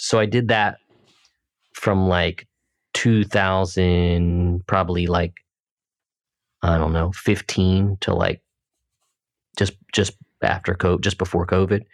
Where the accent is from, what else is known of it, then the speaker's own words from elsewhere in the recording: United States; also born or lived in Pennsylvania; I'm from New Jersey in Pennsylvania